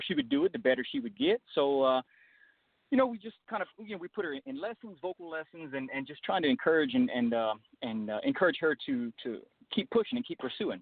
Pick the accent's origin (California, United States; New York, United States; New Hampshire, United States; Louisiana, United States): Louisiana, United States; Crowley; I'm born and raised in South Louisiana. I'm born in a little town called Crowley